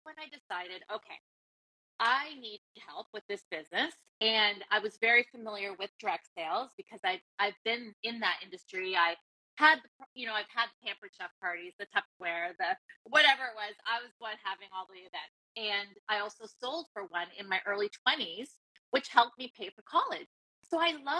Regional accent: Canada; I'm Canadian

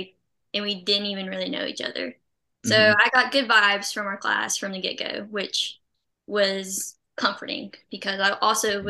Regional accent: Centre, Alabama, United States; I'm actually from Northeast Alabama, Center, small town called Center.

